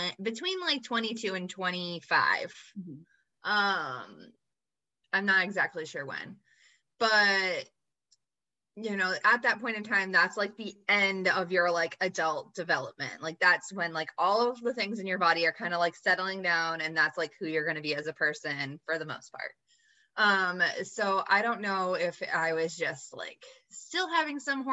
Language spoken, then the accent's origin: English; United States; I grew up in the United States of America, where we are super focused on what we look like